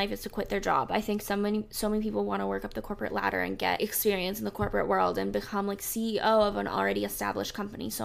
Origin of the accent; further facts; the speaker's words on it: South Florida, United States; also born or lived in Charlotte, North Carolina; now in North Carolina, United States; I grew up in South Florida. I grew up like in kind of in between Fort Lauderdale and Miami, I guess.